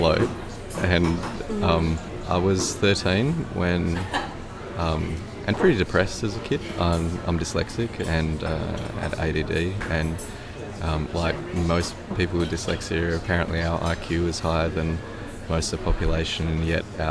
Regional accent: Perth, Western Australia, Australia; I'm from Perth, Wadjuk country

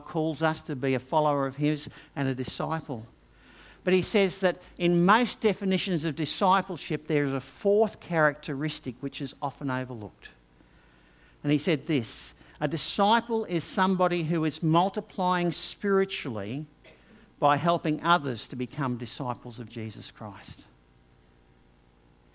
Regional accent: Brisbane, Queensland, Australia; also born or lived in England; I had grown up in Brisbane

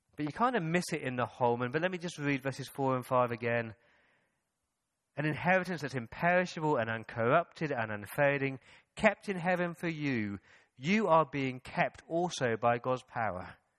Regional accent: England, United Kingdom; moved away; When I go back to the mother country? When I go back to England

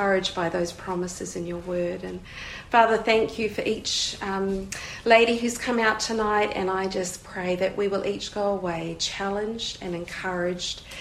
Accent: New Zealand; I'm from New Zealand

